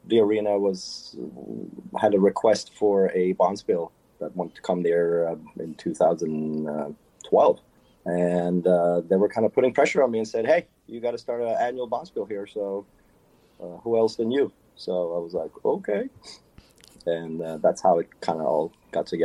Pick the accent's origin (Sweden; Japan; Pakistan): Sweden; moved away as an adult; also born or lived in Los Angeles, United States; now in Las Vegas, United States; I was born and raised in Sweden and was introduced to curling through high school.